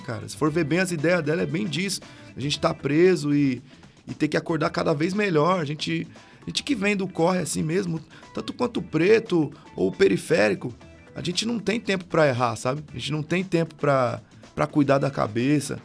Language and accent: Portuguese; Brazil; eu moro aqui no SIC, morei a minha vida toda.